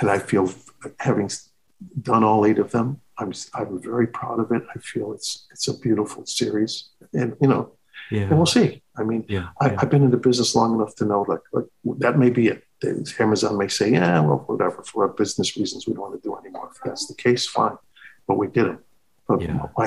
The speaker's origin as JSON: {"language": "English", "town": "Chicago", "region": "Illinois", "country": "United States", "tie": "born or raised there", "moved": "yes", "said": "Chicago. It's my hometown"}